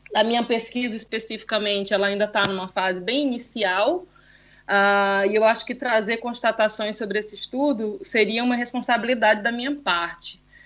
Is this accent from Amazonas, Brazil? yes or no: yes; Amazonas, Brazil